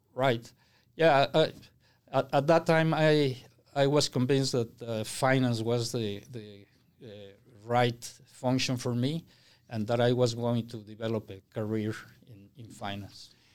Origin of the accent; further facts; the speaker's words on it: Mexico City, Mexico; moved away; I was born and raised in Mexico City